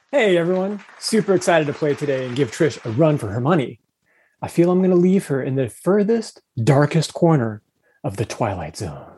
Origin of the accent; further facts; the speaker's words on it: Phoenix, Arizona, United States; I grew up in the Phoenix metro area